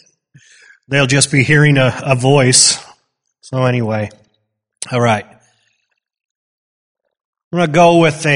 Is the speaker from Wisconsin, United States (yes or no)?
yes; Wisconsin, United States; moved away; I grew up in Wisconsin